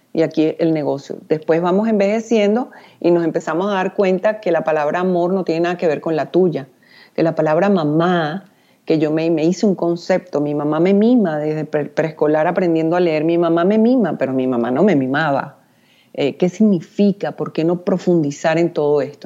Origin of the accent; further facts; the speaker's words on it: Venezuela; soy venezolana